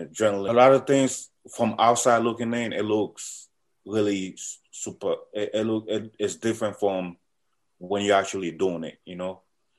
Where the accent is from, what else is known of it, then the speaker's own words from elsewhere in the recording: Alexandria, Virginia, United States; I'm in the U.S. I'm in the military. I came to the U.S. when I was about 13, and I grew up in Alexandria, Virginia.